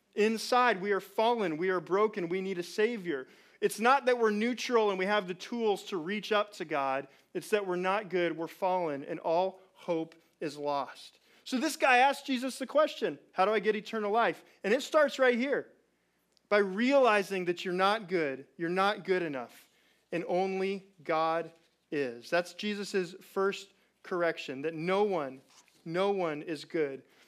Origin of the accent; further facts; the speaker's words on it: Chino, California, United States; I'm from Chino